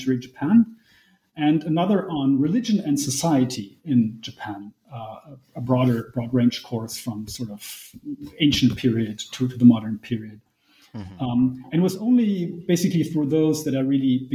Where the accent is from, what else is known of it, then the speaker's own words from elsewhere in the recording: Germany; I was born in Germany, grew up in Germany, went to school in Germany, went to college in Germany, and now I work in Germany